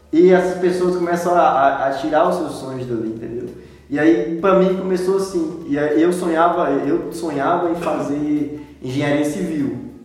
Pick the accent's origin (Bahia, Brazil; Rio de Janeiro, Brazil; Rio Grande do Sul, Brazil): Bahia, Brazil; Ibotirama; now in Luís Eduardo Magalhães, Brazil; sou de Botirama